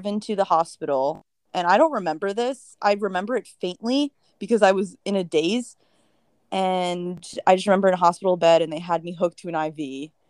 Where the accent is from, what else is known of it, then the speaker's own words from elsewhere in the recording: Briarcliff Manor, New York, United States; I grew up in Westchester, an hour from the city, and I grew up pretty much in the smallest town ever